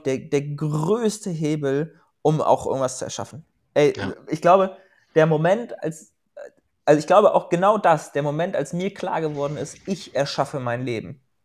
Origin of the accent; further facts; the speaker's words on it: Germany; moved away as an adult; also born or lived in Portugal; ich komme ja aus Schneeberding, auch so wie